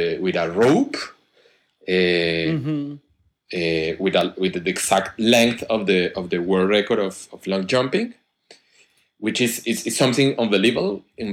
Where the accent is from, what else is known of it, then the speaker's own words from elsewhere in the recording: Colombia; moved away as an adult; also born or lived in Bogota, Colombia / Spain; I come from Colombia